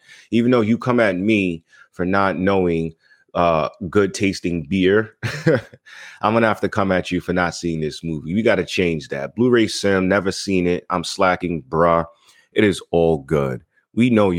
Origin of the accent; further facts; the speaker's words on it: Long Island, New York, United States; also born or lived in Far Rockaway, Queens, New York; I was born in Far Rockaway, raised in Long Island.